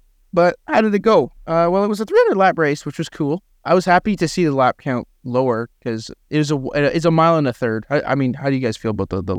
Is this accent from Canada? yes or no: yes; Canada; I didn't know that because I'm Canadian and have no geographical knowledge of the United States of America.